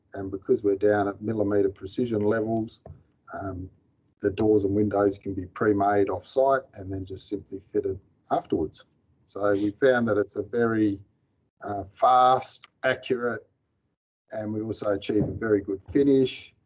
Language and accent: English; Mandurah, Western Australia, Australia; also born or lived in Tom Price, Western Australia; I grew up in Mandurah, which is a coastal town about 100 kilometres south of Perth